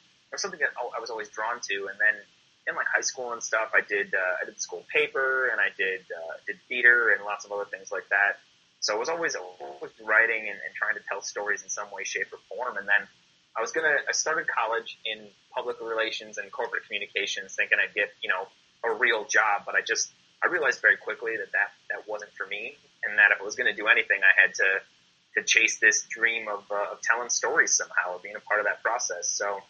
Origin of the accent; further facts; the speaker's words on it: Midwest, United States; growing up in the Midwest, I saw an article once where I think something like 75% of the people, or maybe even more, that grow up in Wisconsin stay in Wisconsin.